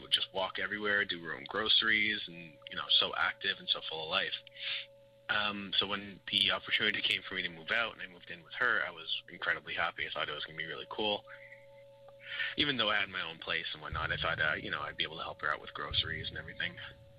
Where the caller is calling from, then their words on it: Montreal, Quebec, Canada; I'm calling from Montreal, Quebec.